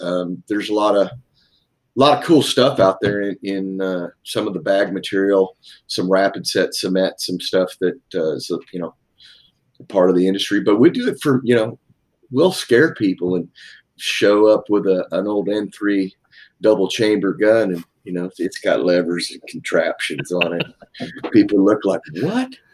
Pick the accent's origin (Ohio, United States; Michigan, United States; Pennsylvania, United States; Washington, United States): Washington, United States; Seattle; moved away as an adult; now in East Coast, United States; I'm from Seattle originally